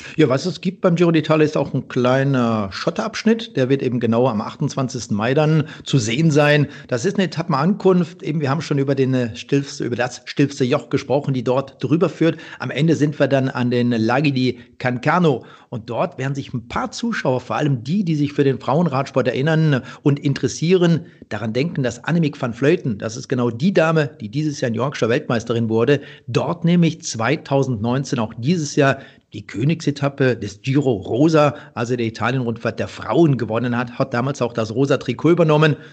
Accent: Bergisches Land, North Rhine-Westphalia, Germany; in meiner Heimat, im, im Bergischen

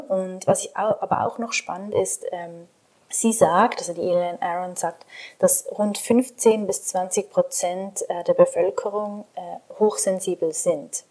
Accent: Switzerland; accent: Swiss German; Ich bin aus der Schweiz, deswegen verzeiht, wenn mein Hochdeutsch nicht so perfekt ist oder ein bisschen Akzent.

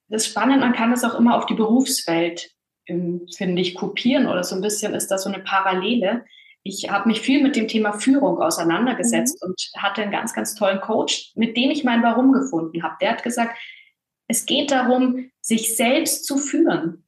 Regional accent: Bavaria, Germany; Bin in einem kleinen Dorf aufgewachsen in Bayern

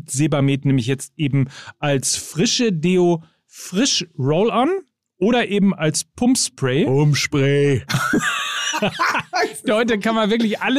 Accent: Bielefeld, North Rhine-Westphalia, Germany; als Zusatzshow noch äh, in die Heimat, nach Bielefeld am

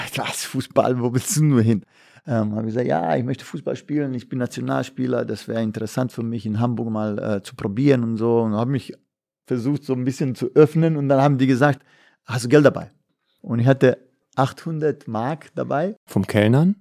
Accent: Bosnia & Herzegovina; now in Germany; bei uns in Jugoslawien, in Bosnien

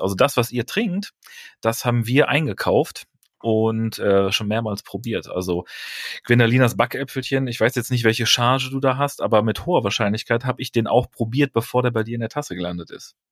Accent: near Aachen, North Rhine-Westphalia, Germany; moved away as an adult; also born or lived in Bremen; Ich bin ja kein gebürtiger Bonner, sondern äh, ähm, komme aus der Nähe von Aachen

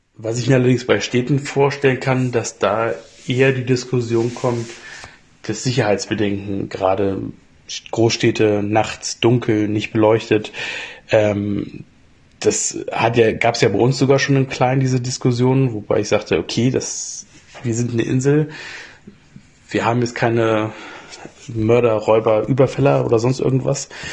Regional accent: Springe, Lower Saxony, Germany; moved away; in meiner alten Heimat Springe, das ist bei Hannover

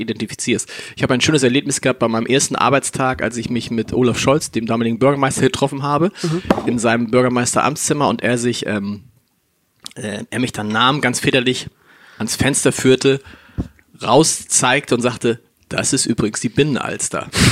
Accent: Hamburg, Germany; ich bin tatsächlich in Harburg aufgewachsen. Das ist, für die, die es nicht kennen, das ist südlich der Elbe

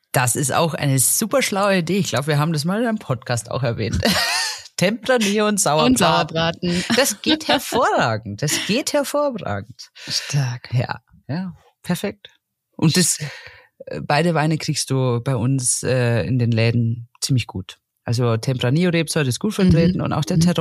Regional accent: Franconia, Bavaria, Germany; Ich komme ja aus Franken.

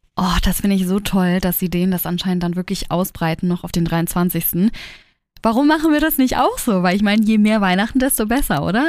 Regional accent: Germany; now in Hamburg, Germany; bei uns in Deutschland

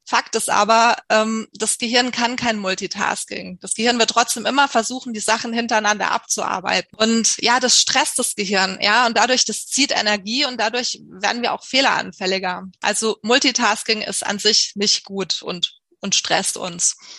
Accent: Munich, Bavaria, Germany; Ich komme aus München

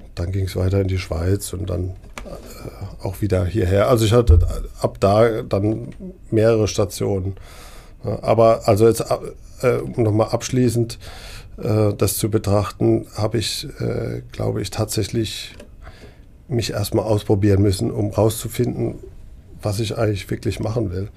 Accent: Neckargemünd, Baden-Württemberg, Germany; Ich komme äh, aus der Gegend, ich bin in Neckargemünd aufgewachsen

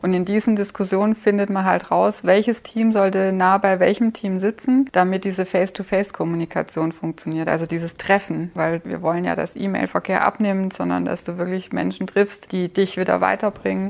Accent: Germany; ich komme nicht aus Finnland, ich komme aus Deutschland.

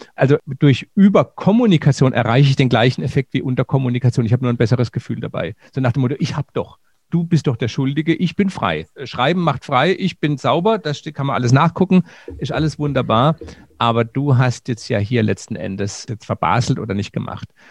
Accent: Germany; bei uns in Deutschland

